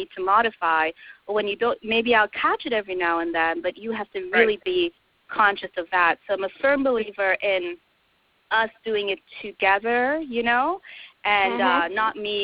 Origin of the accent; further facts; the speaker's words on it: Trinidad & Tobago; moved away; I am from Trinidad